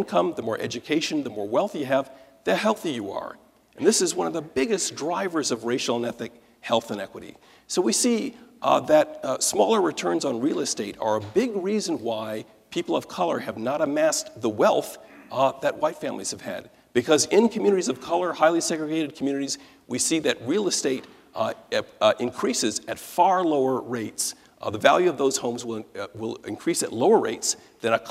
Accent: Detroit, Michigan, United States; Detroit is my hometown

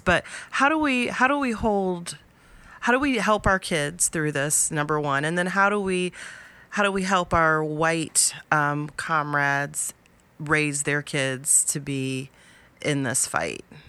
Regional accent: Columbus, Ohio, United States; also born or lived in Appalachia; where I grew up in Columbus

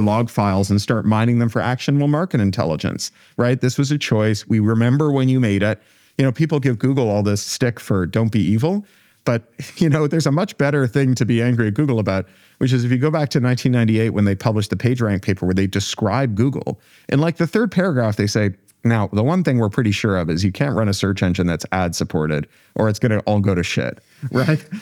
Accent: Canada; I come from Canada

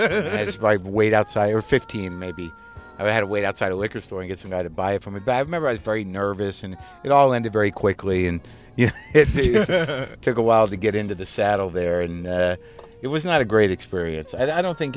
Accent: Albuquerque, New Mexico, United States; moved away; the synagogue that I grew up in Albuquerque

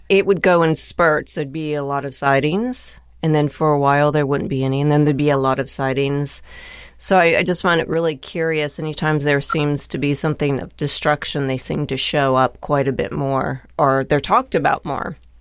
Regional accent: Dayton, Ohio, United States; also born or lived in Lake Placid, New York; now in Fort Wayne, United States; I'm from Dayton originally

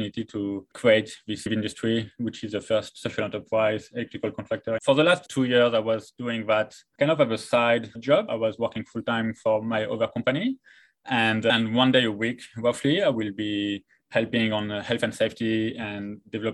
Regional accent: France; moved away as an adult; also born or lived in Taiwan / Christchurch, New Zealand; now in Australia; I'm from France

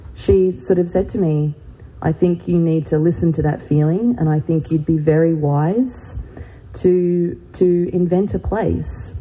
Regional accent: Gold Coast, Queensland, Australia; moved away as an adult; now in Manchester, United Kingdom; I grew up on the Broadwater on the Gold Coast, and we lived a block from the ocean

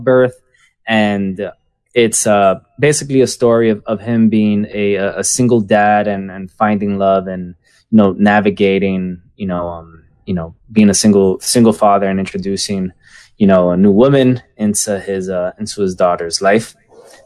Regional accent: New York City, New York, United States; moved away; also born or lived in San Francisco; I am from Washington Heights

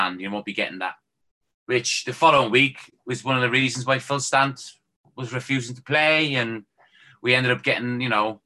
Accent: Ireland; moved away; starting off as a kid growing up in Ireland

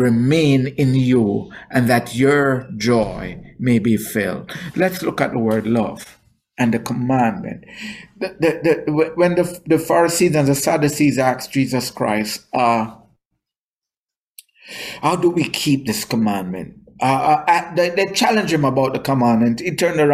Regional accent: Jamaica; moved away; I am not a black American, I am Jamaican

